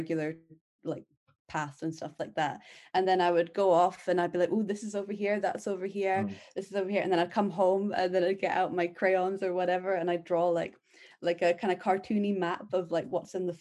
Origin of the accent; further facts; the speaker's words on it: central belt of Scotland, United Kingdom; I grew up in the middle of nowhere in the countryside, really rural central belt of Scotland